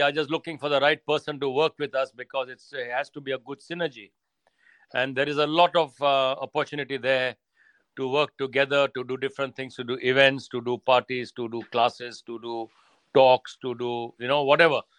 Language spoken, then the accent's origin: English; India; now in United Kingdom; Growing up in India is very different to growing up in Britain, I would imagine you know here people like to be to beat or uh, by themselves whereas in india everybody is interfering in your life sometimes it's too much but they're all over you all the time and I, we yeah. grew up in that environment